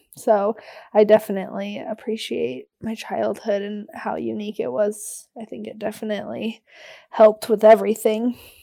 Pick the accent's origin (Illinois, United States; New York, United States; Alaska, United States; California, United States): Alaska, United States; Anchorage; also born or lived in Denali; I was born and raised in Anchorage